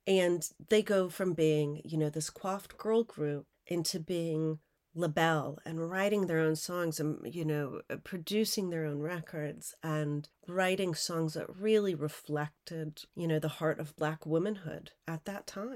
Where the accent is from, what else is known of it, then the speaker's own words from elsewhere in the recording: Minneapolis, Minnesota, United States; I grew up in Minneapolis